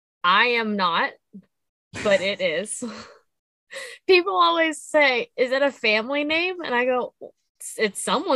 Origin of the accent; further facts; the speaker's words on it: Central Ohio, United States; moved away; I am from Central Ohio.